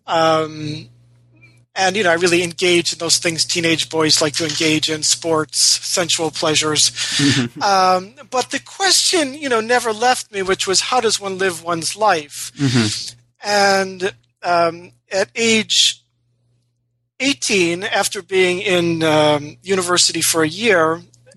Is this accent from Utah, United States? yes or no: no; Rochester, New York, United States; I was uh, born and raised in Rochester, New York